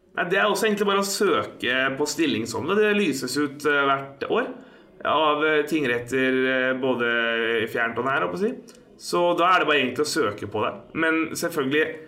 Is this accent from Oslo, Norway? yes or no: yes; Oslo, Norway; Jeg er fra Oslo